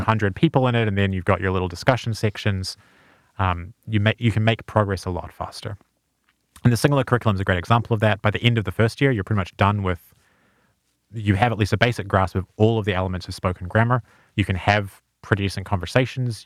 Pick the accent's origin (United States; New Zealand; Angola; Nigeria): New Zealand; moved away; I'm from New Zealand.